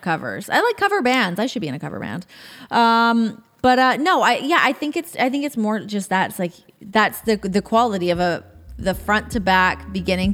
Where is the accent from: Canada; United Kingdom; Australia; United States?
Canada; as a Canadian